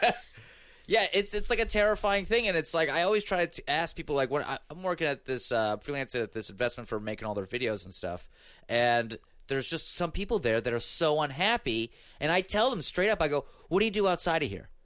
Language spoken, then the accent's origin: English; Pittsburgh, Pennsylvania, United States; growing up in Pittsburgh